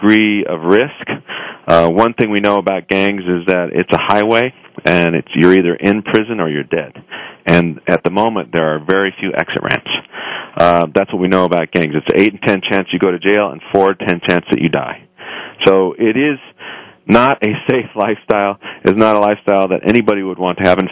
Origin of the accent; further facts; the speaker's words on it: Los Angeles, California, United States; I grew up in Highland Park, Northeast Los Angeles